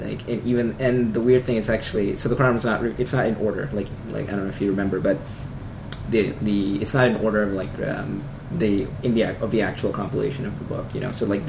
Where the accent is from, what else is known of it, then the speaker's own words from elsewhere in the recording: Pakistan; moved away; I mean, I'm Pakistani, I've been to Pakistan a million times.